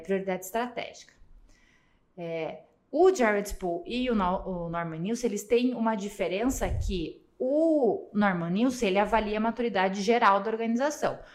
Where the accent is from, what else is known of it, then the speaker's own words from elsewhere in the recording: Curitiba, Paraná, Brazil; sou curitibana